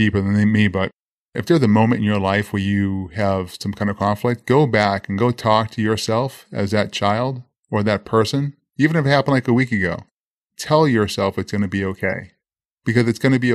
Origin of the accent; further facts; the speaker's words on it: Boston, Massachusetts, United States; I grew up in Boston, Massachusetts